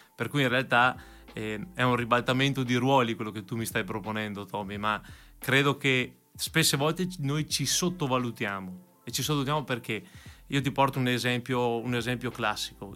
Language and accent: Italian; Verona, Veneto, Italy; sono veronese, sono nato a Verona e qua da sempre